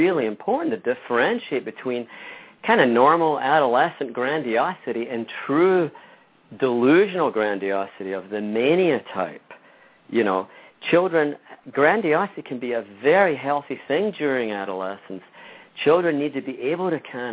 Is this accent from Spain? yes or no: no; Scotland, United Kingdom; moved away; I grew up in Scotland and Great Britain